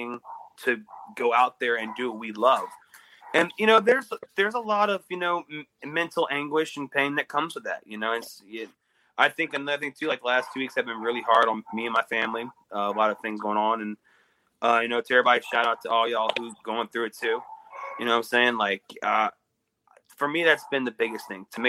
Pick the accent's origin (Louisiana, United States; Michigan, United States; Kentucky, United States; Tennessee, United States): Louisiana, United States; I'm from Louisiana